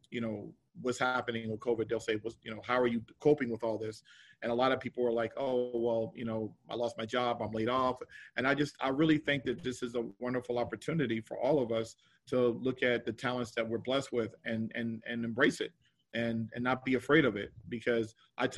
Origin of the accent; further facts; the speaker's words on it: New Jersey, United States; I grew up in New Jersey